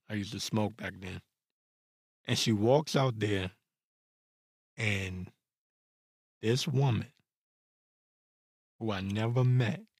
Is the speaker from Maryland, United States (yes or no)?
yes; Prince George's County, Maryland, United States; also born or lived in Washington, District of Columbia, United States; I'm from DC. Actually, you say PG County, Maryland. I'm from Maryland.